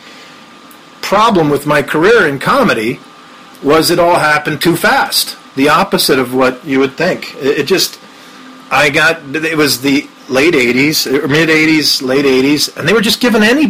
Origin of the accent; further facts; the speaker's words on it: New York, United States; I'm a New Yorker, baby. I'm in Queens right now